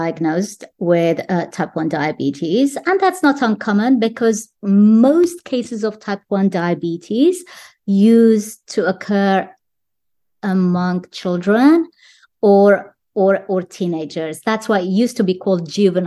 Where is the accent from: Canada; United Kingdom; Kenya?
United Kingdom; I'm from the UK